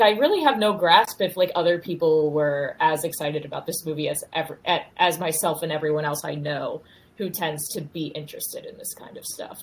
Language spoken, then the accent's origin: English; North Carolina, United States; moved away as an adult; also born or lived in Chicago / Boston; now in New York, United States; I grew up in North Carolina